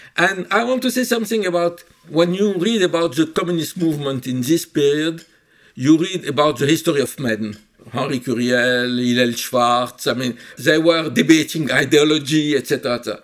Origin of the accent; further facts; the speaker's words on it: Cairo, Cairo Governorate, Egypt; now in France; I was born in Egypt in 1948